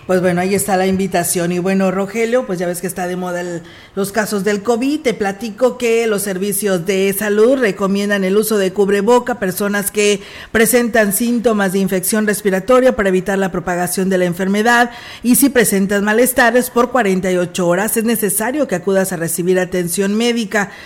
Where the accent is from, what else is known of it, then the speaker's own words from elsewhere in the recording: Mexico; Que nos corresponde como mexicanos que somos.